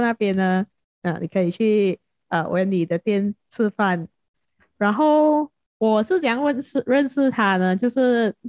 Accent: Penang, Malaysia; base 在槟城，就是我们的家乡

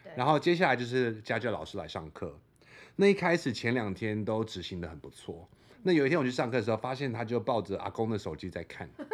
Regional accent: Australia; moved away; 我是澳洲长大的

